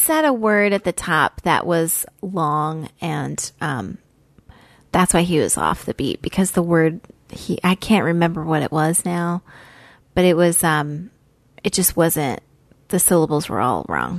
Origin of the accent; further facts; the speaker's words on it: Idaho, United States; I'm from Idaho, so I am familiar with the Rockies.